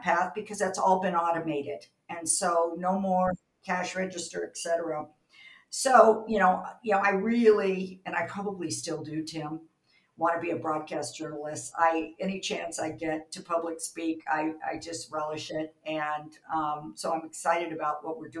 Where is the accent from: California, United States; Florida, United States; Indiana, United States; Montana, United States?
California, United States; Southern; moved away as an adult; up until a year ago, I was a native Californian. Had a wonderful Southern California typical childhood.